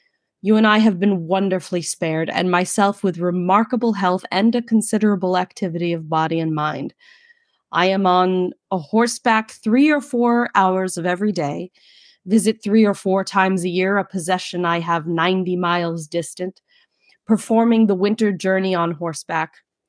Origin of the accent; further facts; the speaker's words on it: New York City, New York, United States; accent: Brooklynese; in my native tongue of Brooklynese